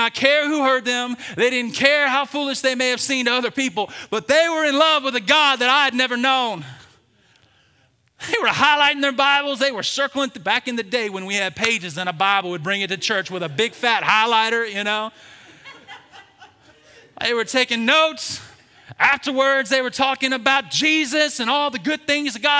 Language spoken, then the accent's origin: English; Birmingham, Alabama, United States; born and raised in Birmingham, Alabama